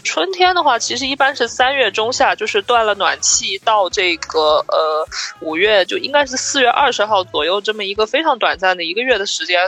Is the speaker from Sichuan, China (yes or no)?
no; Jiangxi, China; also born or lived in Shanghai; now in Beijing, China; 我不是小时候在江西长大的嘛